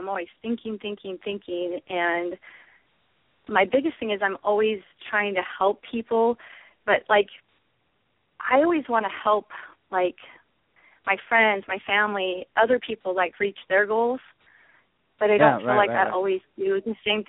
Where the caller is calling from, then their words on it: Moses Lake, Washington, United States; I'm calling from a small town in eastern Washington.